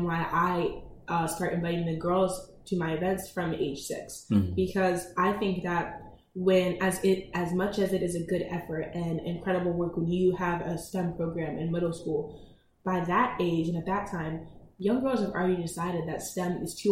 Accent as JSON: {"language": "English", "region": "Delaware", "country": "United States", "said": "I am focusing on expanding in Delaware right now, my home state"}